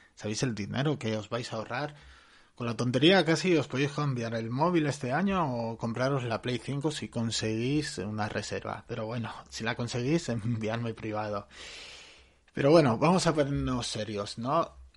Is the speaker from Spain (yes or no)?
yes; Barcelona, Catalonia, Spain; yo soy de Barcelona